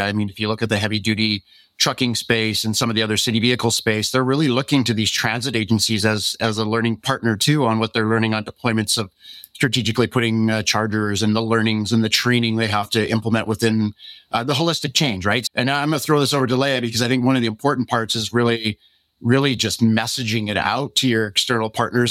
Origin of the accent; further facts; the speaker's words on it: Canada; being a Canadian